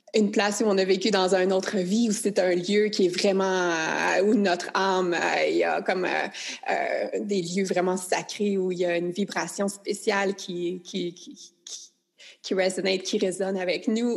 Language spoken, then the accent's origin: French; Quebec, Canada; je suis canadienne, je suis québécoise, ma langue est ici, ma culture est ici